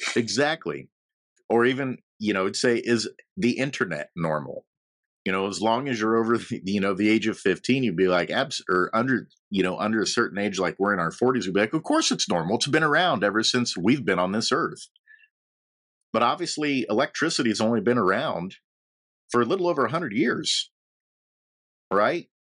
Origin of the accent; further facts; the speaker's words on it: Logansport, Indiana, United States; moved away; also born or lived in Nashville, Tennessee; I'm from Indiana. Um, a little town called Logansport